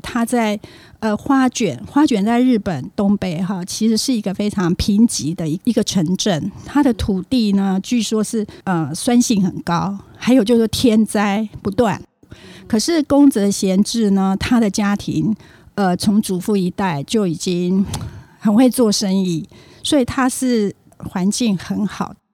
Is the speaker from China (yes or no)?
no; Taiwan; also born or lived in Japan; 我是在台湾长大，然后大学毕业以后我就到日本去留学